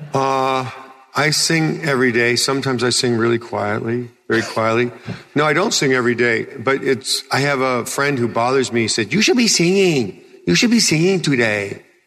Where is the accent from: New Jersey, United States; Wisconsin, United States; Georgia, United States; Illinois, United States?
Illinois, United States; Chicago; moved away; I came from Chicago and, in the Second City Theater